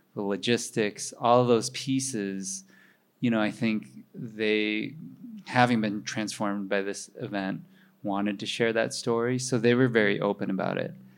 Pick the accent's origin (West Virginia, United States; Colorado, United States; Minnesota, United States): Minnesota, United States; now in New York, United States; my parents were Chinese immigrants, and I grew up in Minnesota